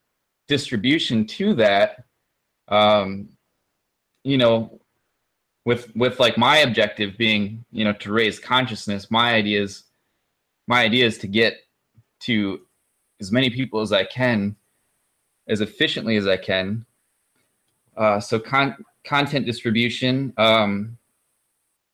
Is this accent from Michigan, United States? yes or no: yes; Michigan, United States; also born or lived in Kalamazoo, Michigan; I am from Michigan, lived all over Michigan, currently in Kalamazoo